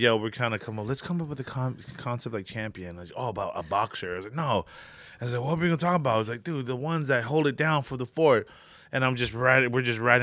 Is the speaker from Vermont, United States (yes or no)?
no; Hawaii, United States; moved away; also born or lived in American Samoa / Samoa; I grew up in Hawaii for about ten, good ten years of my life